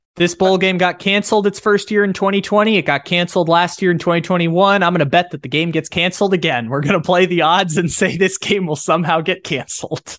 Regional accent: San Diego, California, United States; I'm, I'm from San Diego. I grew up ten minutes away

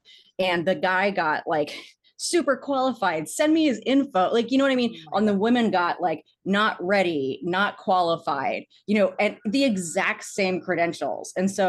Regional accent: Arlington, Virginia, United States; like when I went to Chapman and I moved there from Arlington, Virginia

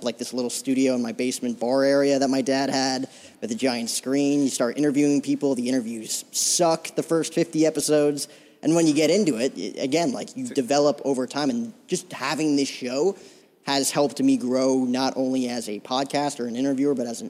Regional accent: New Jersey, United States; now in Scottsdale, United States; talking to you in a studio right now in Scottsdale, Arizona, I'm originally from Jersey.

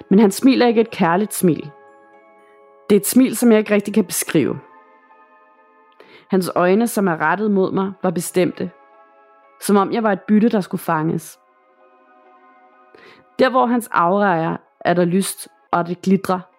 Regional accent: Northern Greenland, Greenland; Jeg vil gerne fortælle, hvad jeg oplevede, da jeg var barn i Nordgrønland, hvor jeg kommer fra.

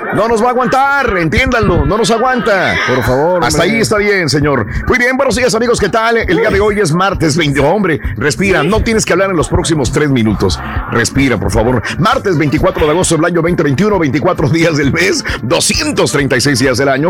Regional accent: Matamoros, Tamaulipas, Mexico; yo era de Mata, soy de Matamoros

